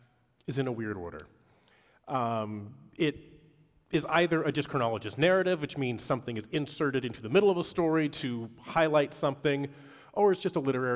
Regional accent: Pacific Northwest, United States; moved away; Growing up in the Pacific Northwest

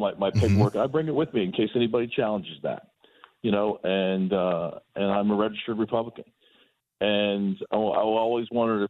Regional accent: Florida, United States; I grew up in South Florida.

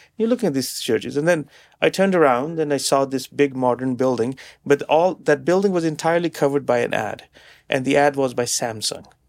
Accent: Canada; us as Canadian businesses and, and, and, and as Canadians

